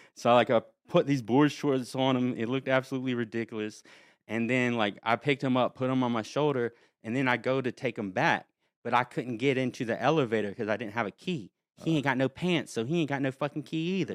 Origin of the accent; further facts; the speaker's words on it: North Carolina, United States; I was from North Carolina, from a small town, like, no one goes anywhere